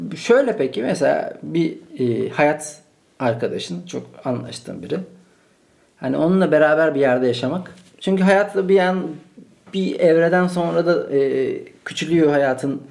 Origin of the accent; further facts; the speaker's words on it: Malatya, Turkey; now in Istanbul, Turkey; Ben onu Malatya'da doğdum. Şu an İstanbul'dayım.